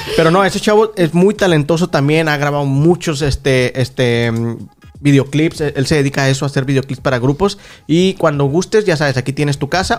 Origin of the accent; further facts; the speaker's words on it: Ciudad Juárez, Chihuahua, Mexico; now in United States; yo vengo de Ciudad Juárez, Chihuahua